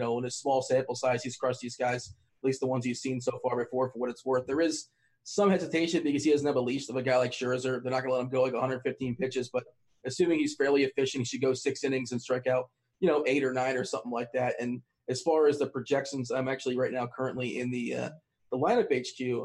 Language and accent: English; South Florida, United States; I grew up in South Florida